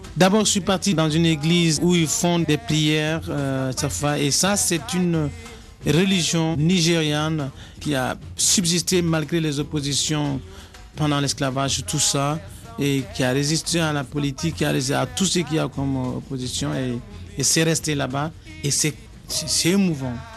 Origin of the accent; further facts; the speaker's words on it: Mali; moved away as an adult; also born or lived in Paris / Montreuil; je viens du Mali.